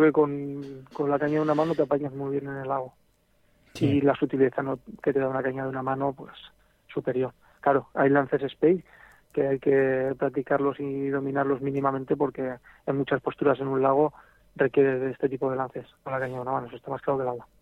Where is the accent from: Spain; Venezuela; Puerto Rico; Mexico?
Spain; El Grado, Aragon; no soy de Barbastro, pero soy de un pueblecito al lado. Ah, Aquí soy un poquito más al Pepineo. Nada, a 10 minutos de Barbastro, en el grado